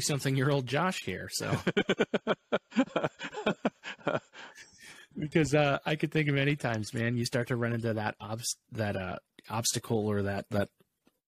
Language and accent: English; Allegheny River, Pennsylvania, United States; I grew up on the Allegheny River, right in the backyard, like about 20 miles from the source